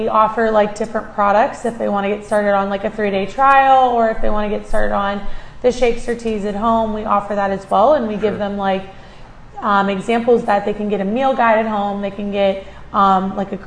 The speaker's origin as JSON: {"language": "English", "town": "Canfield", "region": "Ohio", "country": "United States", "tie": "born or raised there", "said": "I am originally from Canfield, Ohio, and I grew up in Canfield, went to Canfield schools"}